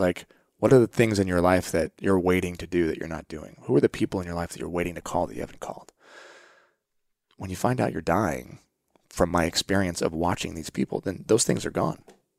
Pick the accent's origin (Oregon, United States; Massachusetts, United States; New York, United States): Oregon, United States; I saw we grew up part time in Oregon, and I saw my friends' friends were camping and hunting and fishing